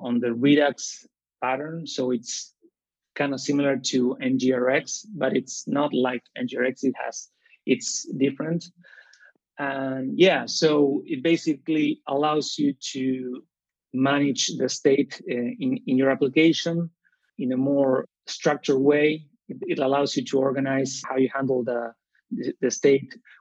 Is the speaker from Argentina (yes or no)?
yes; Rosario, Santa Fe, Argentina; now in Buenos Aires, Argentina; I'm from Rosario, Argentina, and I'm currently living in Buenos Aires